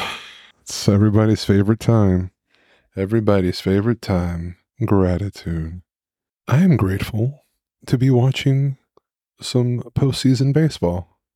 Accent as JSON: {"language": "English", "town": "Dallas", "region": "Texas", "country": "United States", "moved": "yes", "lives_now": "Maryland, United States", "said": "I am from Dallas"}